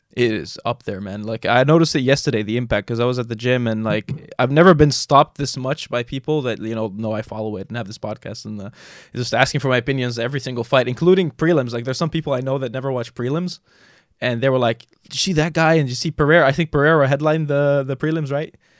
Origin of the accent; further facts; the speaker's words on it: Jordan; moved away; I grew up in Jordan